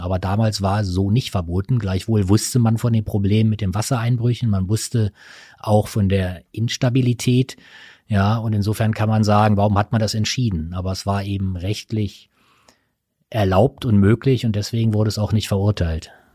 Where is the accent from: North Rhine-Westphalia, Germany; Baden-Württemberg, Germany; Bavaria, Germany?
North Rhine-Westphalia, Germany; Ruhr area; ich bin zwar im Ruhrgebiet geboren, aber ich bin kein Bergmann